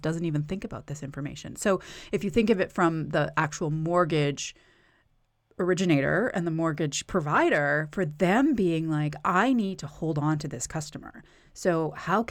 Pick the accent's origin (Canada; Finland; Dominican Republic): Canada; now in United States; I'm originally from Canada